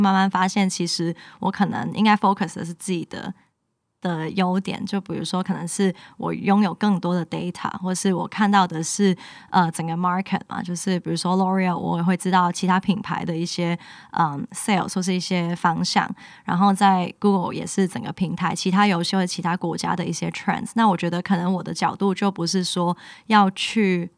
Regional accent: Hong Kong; moved away as an adult; now in Taiwan; 因为我是香港人嘛，然后我的家也发生很多事情

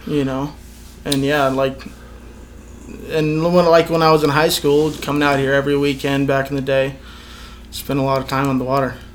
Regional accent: Reno, Nevada, United States; I was uh, born and raised in Reno, Nevada

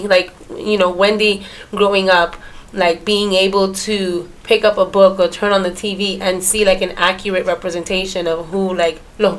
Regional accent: New York City, New York, United States; growing up in Brooklyn, I grew up like around a lot of Dominicans.

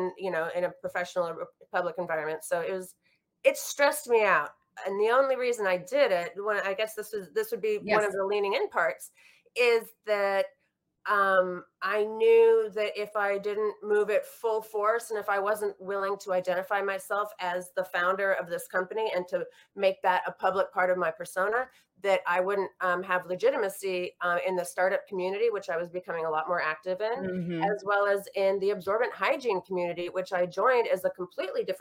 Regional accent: Washington, United States; now in New York, United States; where we grew up in Washington State

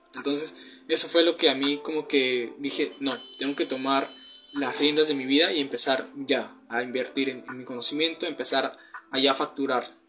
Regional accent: Peru; tengo 19 años, soy de Perú

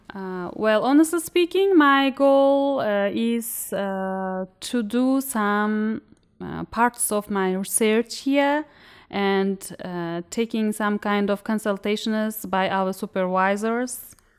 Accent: Uzbekistan; I'm a student from Uzbekistan

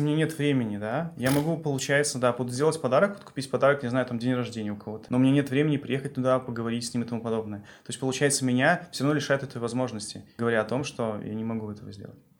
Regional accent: Belarus; с точки зрения белоруса

